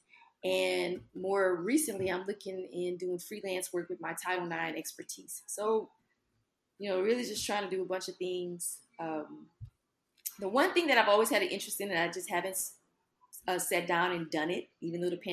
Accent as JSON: {"language": "English", "town": "Lafayette", "region": "Louisiana", "country": "United States", "tie": "born or raised there", "moved": "yes", "lives_now": "Baton Rouge, United States", "said": "I am born and raised in Lafayette, Louisiana. Love my hometown"}